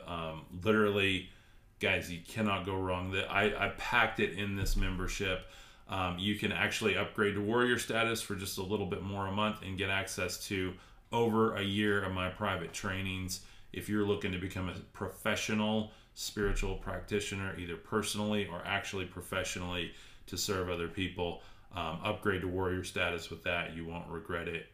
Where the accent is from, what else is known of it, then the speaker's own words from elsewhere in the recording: Texas, United States; I'm from Texas, actually, Alexandria